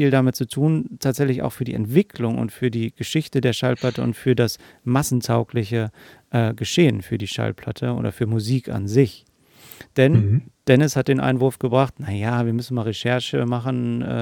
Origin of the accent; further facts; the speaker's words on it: Hanover, Lower Saxony, Germany; born there; Und wir sind beide in Hannover geboren.